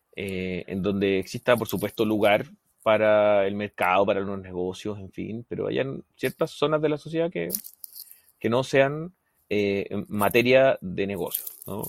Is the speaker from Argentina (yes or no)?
no; Chile; yo soy así y así somos los chilenos